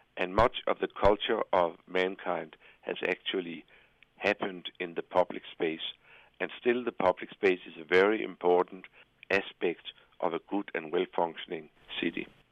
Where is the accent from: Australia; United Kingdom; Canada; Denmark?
Denmark; Copenhagen, Capital Region of Denmark; my hometown of Copenhagen